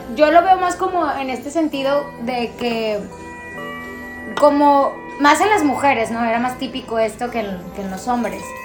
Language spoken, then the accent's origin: Spanish; northern Mexico, Mexico; accent: norteño; nuestro acento